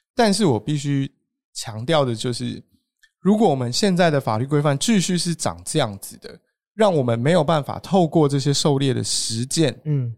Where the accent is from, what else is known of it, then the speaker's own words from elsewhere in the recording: Taiwan; 我们这些原住民